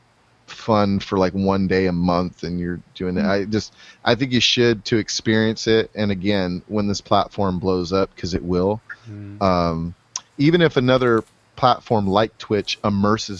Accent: US–Mexico border, United States; I grew up on the Mexico border.

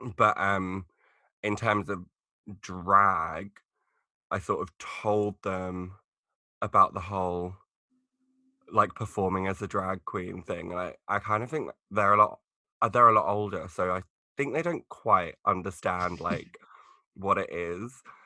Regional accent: Essex, East of England, United Kingdom; I'm actually from Essex

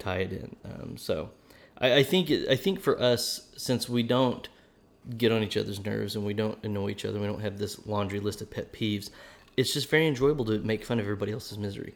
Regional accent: Oklahoma, United States; accent: Oklahoma; my Oklahoma accent could come out now and then

